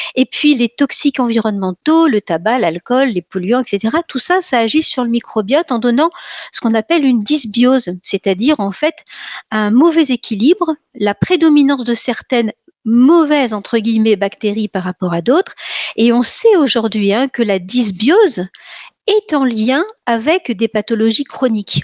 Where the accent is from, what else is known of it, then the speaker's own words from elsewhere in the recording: Nice, Provence-Alpes-Côte d'Azur, France; je suis niçoise